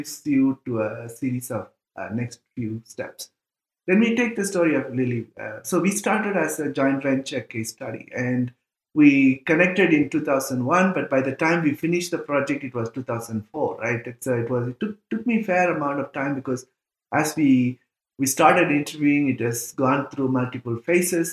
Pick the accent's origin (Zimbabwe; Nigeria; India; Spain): India; moved away as an adult; also born or lived in Indiana, United States; I'm from India